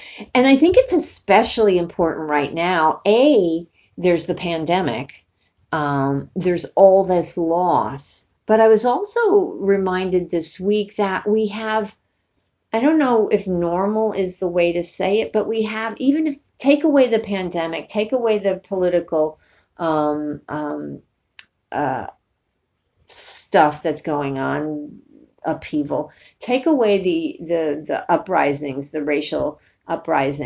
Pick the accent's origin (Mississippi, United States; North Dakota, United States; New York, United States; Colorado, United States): New York, United States; I'm from New York. I'm not from Alabama